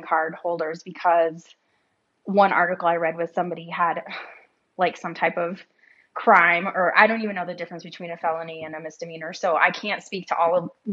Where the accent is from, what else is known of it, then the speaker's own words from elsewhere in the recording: South Dakota, United States; I was born in South Dakota and I grew up going to a North American Baptist church